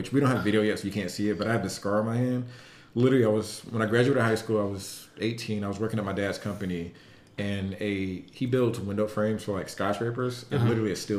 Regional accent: Atlanta, Georgia, United States; I'm from Atlanta

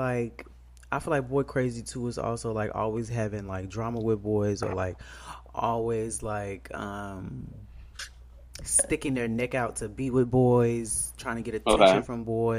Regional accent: Chicago, Illinois, United States; moved away; because we are both from Chicago.

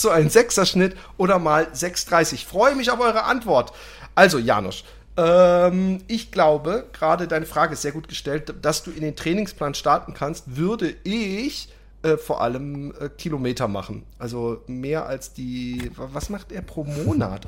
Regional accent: Germany; als Deutscher

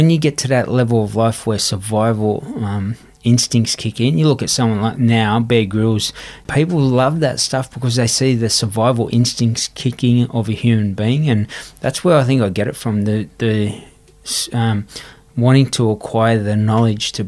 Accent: Sydney, New South Wales, Australia; young kid growing up on Everly Street

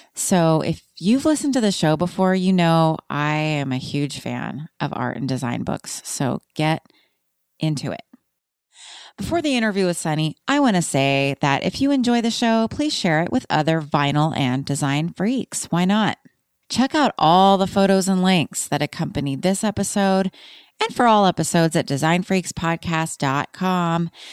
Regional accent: Austin, Texas, United States; I grew up in Austin

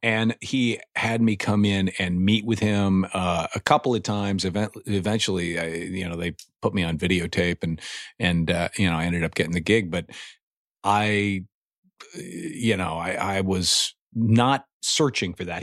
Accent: Indiana, United States; moved away; I'm from Indiana originally.

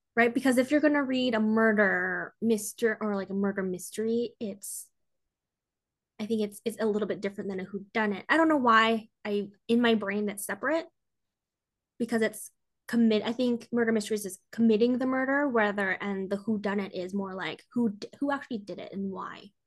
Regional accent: Canada; I'm Canadian

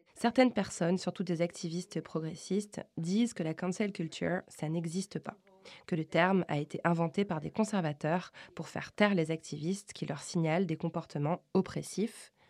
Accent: France; je suis française

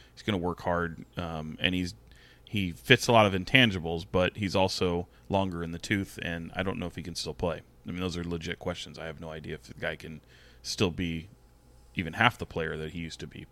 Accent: Sacramento, California, United States; I grew up in Sacramento, I grew up a Kings fan

